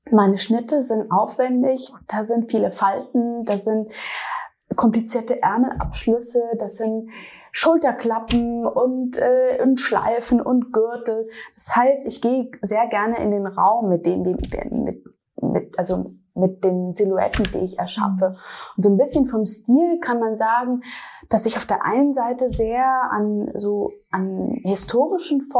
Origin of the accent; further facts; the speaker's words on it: Kappelrodeck, Baden-Württemberg, Germany; moved away as an adult; now in Berlin, Germany; ursprünglich komme ich aus dem Schwarzwald, aus einem kleinen Dorf namens Kappelrodeck und ich bin in Berlin seit 14 Jahren.